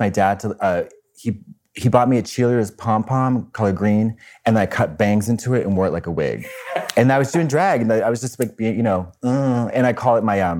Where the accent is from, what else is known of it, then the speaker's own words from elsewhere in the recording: Marlborough, Massachusetts, United States; I grew up in Central Mass, like Marlboro, the town called Marlboro, like the cigarettes